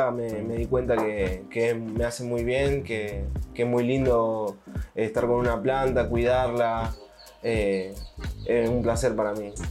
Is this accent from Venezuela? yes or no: no; Santa Fe, Argentina; Yo me crié en Argentina, en Santa Fe, en, el centro de Argentina.